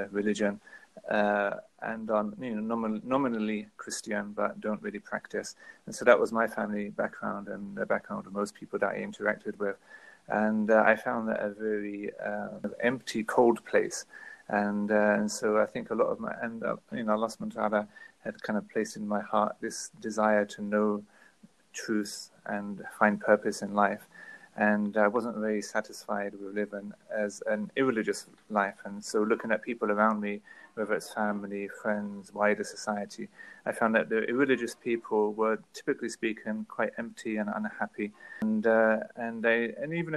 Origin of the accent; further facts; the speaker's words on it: London, United Kingdom; moved away as an adult; also born or lived in Middle East; born and raised in North London, in England